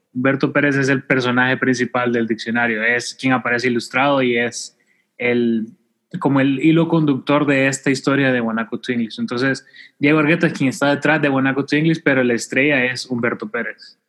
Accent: El Salvador; los salvadoreños sí hablamos paja

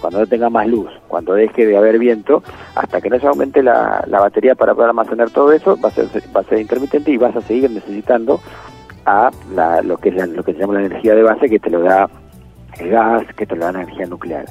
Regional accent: Argentina

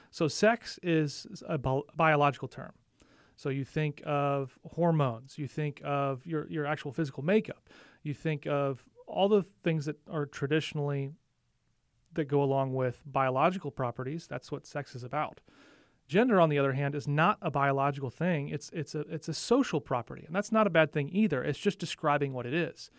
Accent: St. Louis, Missouri, United States; moved away; also born or lived in Nashville / Illinois; I grew up in primarily the Midwest. So I have, I lived in Nashville for a couple of years, but primarily Saint Louis area, both sides of the river

